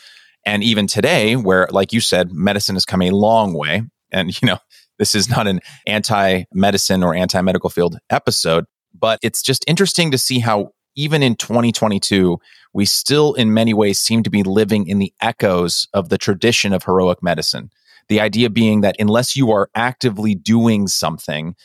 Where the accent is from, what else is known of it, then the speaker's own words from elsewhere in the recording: Pleasanton, California, United States; I grew up in Pleasanton